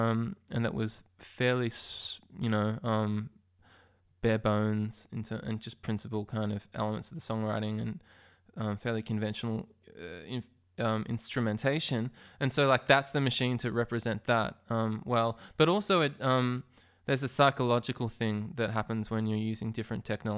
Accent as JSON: {"language": "English", "town": "Melbourne", "region": "Victoria", "country": "Australia", "said": "that's not because I'm a snob from Melbourne"}